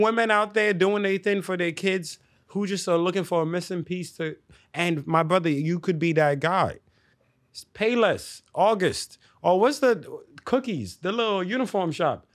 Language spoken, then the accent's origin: English; New York City, New York, United States; also born or lived in Delta State, Nigeria; growing up in the Bronx